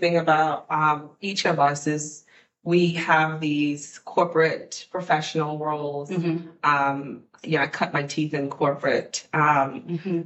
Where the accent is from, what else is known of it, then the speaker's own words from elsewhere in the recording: Guyana; now in DC region, United States; I'm from Guyana, South America, and, and we're the only English speaking country and Caribbean culture in, in the region